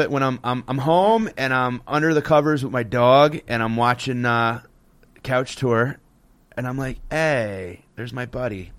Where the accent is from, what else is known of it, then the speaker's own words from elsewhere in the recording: Connecticut, United States; growing up in Connecticut, … was, like, a staple